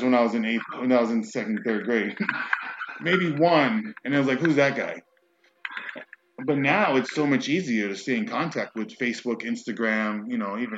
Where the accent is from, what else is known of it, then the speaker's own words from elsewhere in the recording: Brentwood, New York, United States; growing up how, like, Brentwood got to such this bad rap